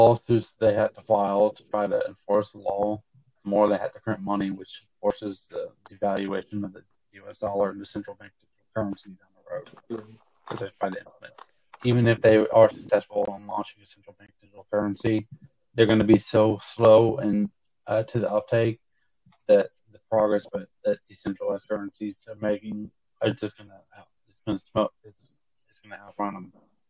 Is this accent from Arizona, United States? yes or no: no; South Carolina, United States; We're both from South Carolina.